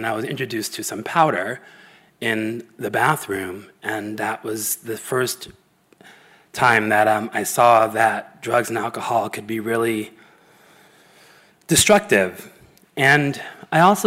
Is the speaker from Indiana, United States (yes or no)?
no; San Diego, California, United States; I grew up in San Diego in the 70s